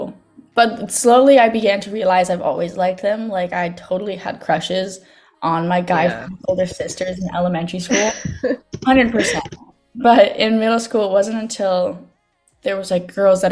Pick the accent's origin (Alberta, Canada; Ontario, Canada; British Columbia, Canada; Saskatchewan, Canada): British Columbia, Canada; Victoria; I grew up on Vancouver Island in Victoria.